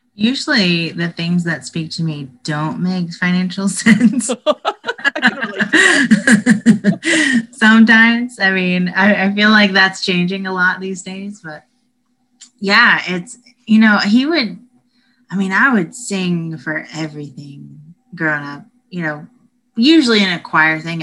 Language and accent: English; Statesboro, Georgia, United States; moved away as an adult; now in Austin, United States; I am from Statesboro, Georgia, and there's nothing going on there at all